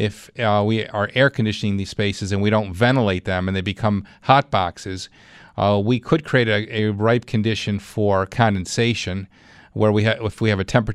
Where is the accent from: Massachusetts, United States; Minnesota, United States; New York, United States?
New York, United States; Clarence; Let's go to Clarence. That's my hometown.